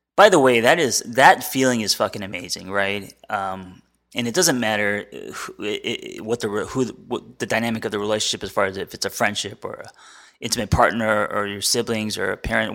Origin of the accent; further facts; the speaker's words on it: United States; as an American.